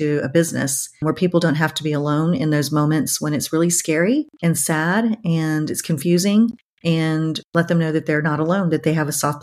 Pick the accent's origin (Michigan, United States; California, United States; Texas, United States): Texas, United States; San Antonio; I'm based and live in my hometown of San Antonio, Texas